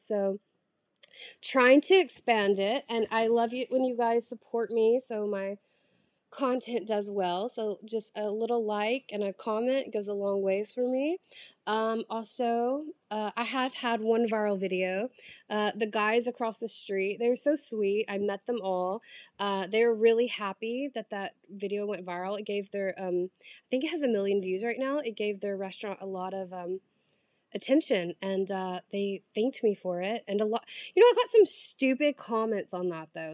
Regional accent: the South, United States; moved away as an adult; also born or lived in New York City; now in Paris, France; I'm from the South

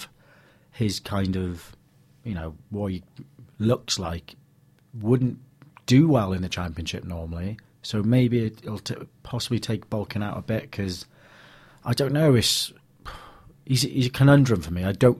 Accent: Wales, United Kingdom; as just Welsh fans

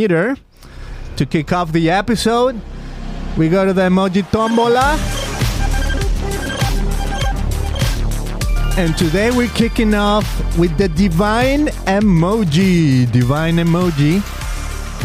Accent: Mexico; now in Costa Mesa, United States; I'm from Mexico

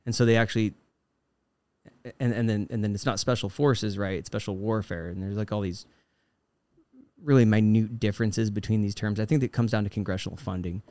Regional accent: Fort Collins, Colorado, United States; moved away as an adult; I've now returned to my hometown, uh, Fort Collins, Colorado

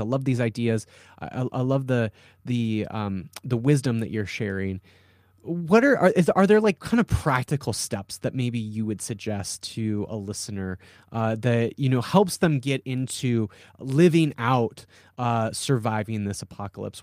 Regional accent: South Dakota, United States; I'm from South Dakota

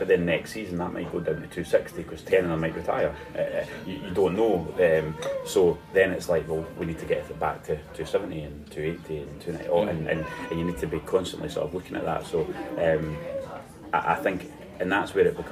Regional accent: Scotland, United Kingdom; being a Scottish fan, football fan

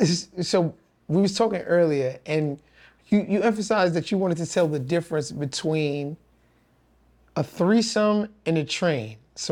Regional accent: New York City, New York, United States; I grew up in Brooklyn

